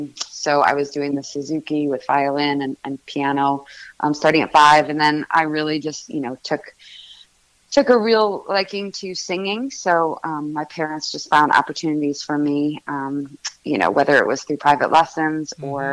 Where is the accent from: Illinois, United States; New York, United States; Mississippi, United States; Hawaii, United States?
Illinois, United States; Chicago; also born or lived in Boston; now in Nashville, United States; I grew up in Chicago. Okay. I was born in a suburb of Chicago. The majority of my childhood was in Boston.